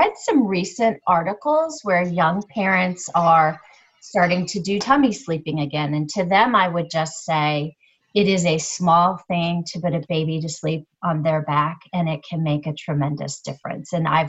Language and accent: English; Charleston, Illinois, United States; also born or lived in Littleton, Colorado / Knoxville, Illinois; I'm originally from Illinois, Charleston, Illinois. Little rural town, that's where my parents grew up, but we moved all across the country.